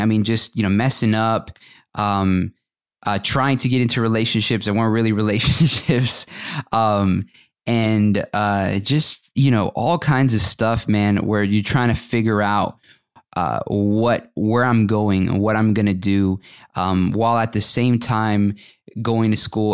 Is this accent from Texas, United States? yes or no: yes; Fort Worth, Texas, United States; moved away as an adult; also born or lived in Atlanta; I grew up in the Dallas-Fort Worth area and, uh, graduated from high school from Fort Worth.